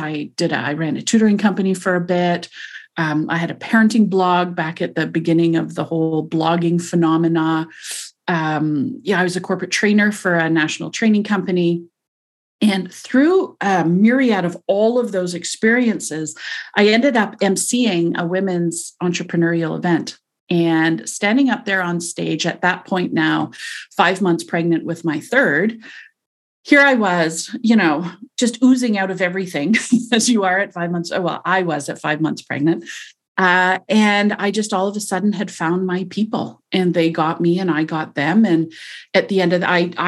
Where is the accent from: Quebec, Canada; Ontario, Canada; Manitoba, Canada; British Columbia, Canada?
Quebec, Canada; Montreal; also born or lived in New Zealand; now in Toronto, Canada; I'm from Toronto. I was raised in Montreal, lived overseas in New Zealand for several years, came back to Toronto and have never left since.